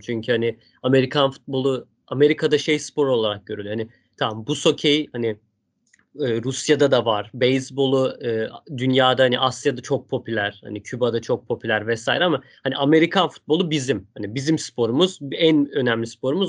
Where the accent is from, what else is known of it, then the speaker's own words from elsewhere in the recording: Stuttgart, Baden-Württemberg, Germany; moved away; Stuttgart'ta benim Şehrim canım benim.